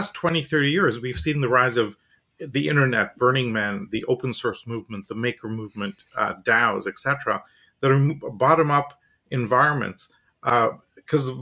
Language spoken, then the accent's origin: English; India; also born or lived in Canada / Europe; now in United States; I'm from India originally, schooling university in Canada, 10 years in Europe